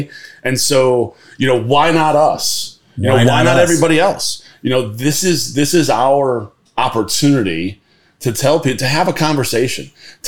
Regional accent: Connecticut, United States; So, yeah, I grew up in Connecticut.

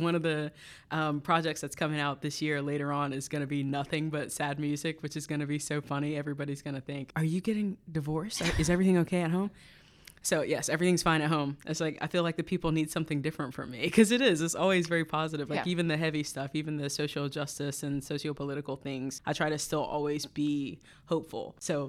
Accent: North Carolina, United States; Well, so I'm from North Carolina originally, and when I was in college, I went to Appalachian State University for music education.

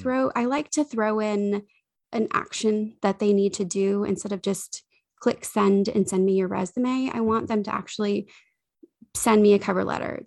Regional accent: the South, United States; we are from the South

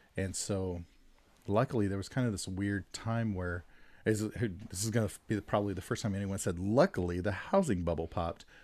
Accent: Stockton, California, United States; I grew up in Stockton

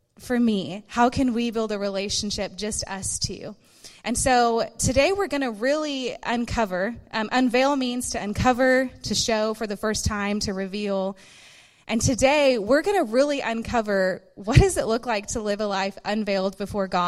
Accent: Dallas, Texas, United States; I'm from Dallas, born and raised in Texas

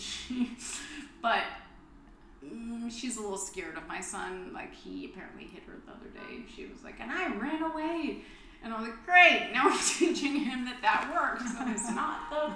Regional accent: Texas, United States; I'm from Texas

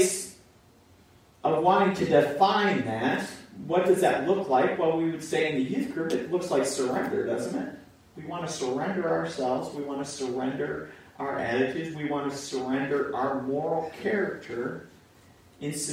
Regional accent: United States; we grew up in America

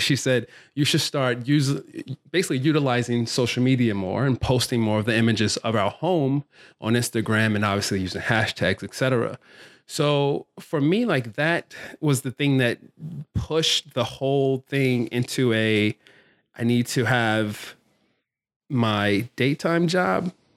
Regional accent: Baltimore, Maryland, United States; also born or lived in California; I grew up here in Baltimore, went to an art high school, Carver Center for Art and Technology

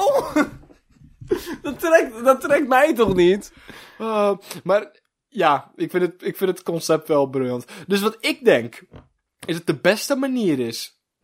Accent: Netherlands; wij als Nederlanders echt super uniek volk zijn

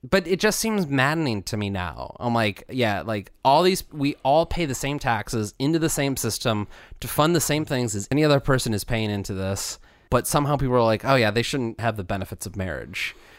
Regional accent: United States; growing up in America where same-sex marriage was not allowed

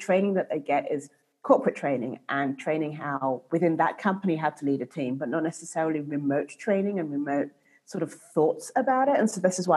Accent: England, United Kingdom; also born or lived in United States / Canada / Mexico; now in Guadalajara, Mexico; I'm originally from England to the States

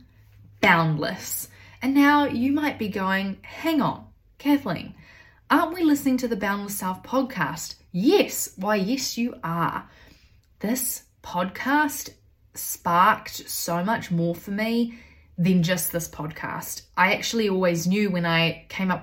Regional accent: New Zealand; also born or lived in United Kingdom / Australia; I grew up in New Zealand, having moved from the UK at the age of 3

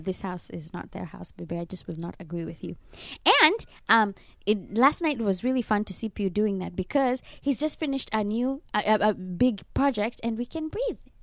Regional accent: Kenya; now in Japan; Growing up in Kenya, I was very religious

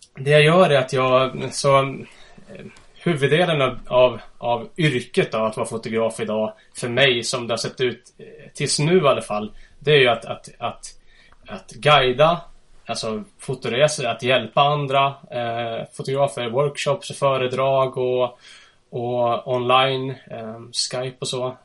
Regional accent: Huddinge, Stockholm County, Sweden; moved away as an adult; now in Östersund, Sweden; Jag är född och uppvuxen i Huddinge söder om Stockholm

